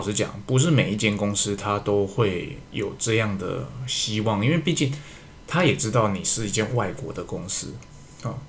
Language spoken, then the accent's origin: Chinese; Taiwan; 我身为一个台湾人